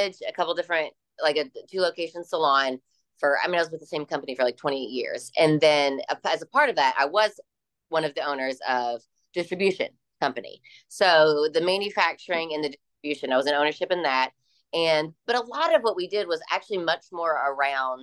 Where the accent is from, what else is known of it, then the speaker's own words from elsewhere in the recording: Louisville, Kentucky, United States; my hometown in Louisville, Kentucky